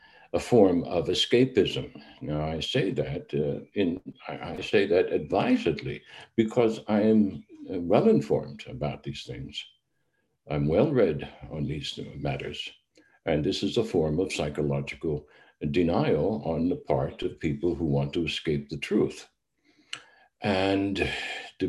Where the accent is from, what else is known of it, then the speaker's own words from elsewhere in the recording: United States; moved away; myself as an American